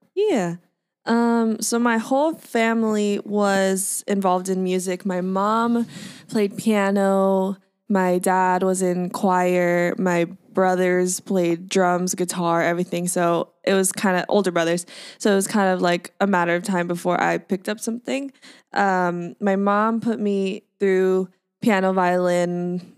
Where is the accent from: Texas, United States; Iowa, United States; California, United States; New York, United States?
California, United States; Orange County; also born or lived in Boston; now in Los Angeles, United States; I'm based in Los Angeles, but I'm from Orange County